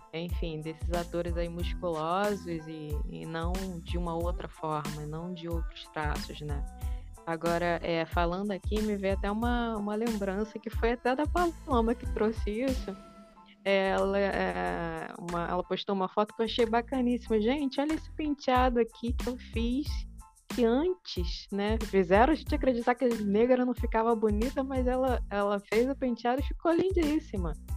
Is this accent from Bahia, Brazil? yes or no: no; interior of Minas Gerais, Brazil; é de onde eu venho, é de onde minha família vem